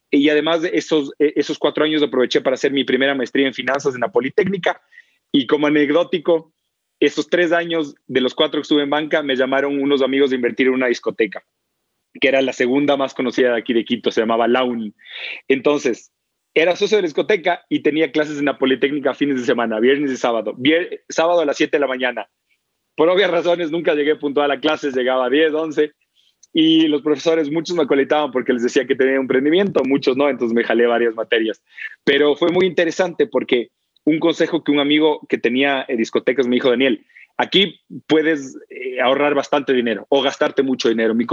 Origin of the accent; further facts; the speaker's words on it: Belo Horizonte, Minas Gerais, Brazil; also born or lived in São Paulo; Si bien yo nací en Sao Paulo, estudié en la universidad y el colegio en Belo Horizonte. Es la tercera ciudad de Brasil, lindísima y le tengo un cariño enorme.